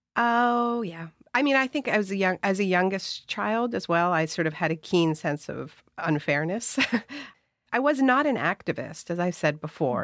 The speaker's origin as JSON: {"language": "English", "country": "Canada", "said": "my whole family is American. I'm Canadian."}